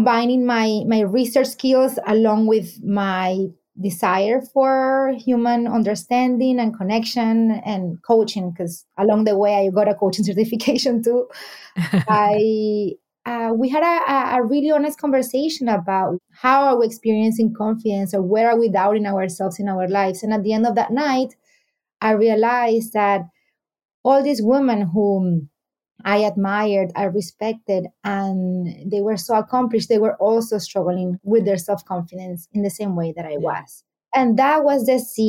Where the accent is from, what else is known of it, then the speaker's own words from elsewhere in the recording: Venezuela; also born or lived in New York City; now in Miami, United States; I'm based in Miami. I'm originally from Venezuela